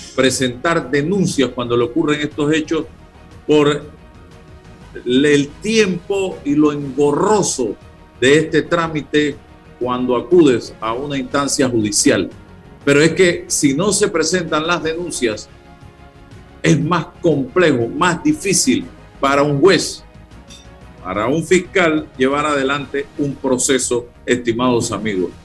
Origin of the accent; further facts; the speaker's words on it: Chitré, Herrera, Panama; yo nací en Chitré